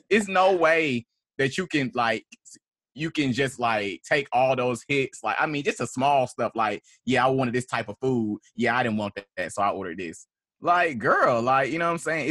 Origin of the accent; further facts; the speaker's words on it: Atlanta, Georgia, United States; I am a poet from Atlanta, Georgia, from Southwest Atlanta